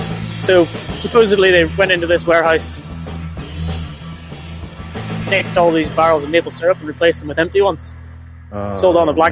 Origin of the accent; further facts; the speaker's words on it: Northern Ireland, United Kingdom; now in Aberdeen, United Kingdom; I am from Northern Ireland.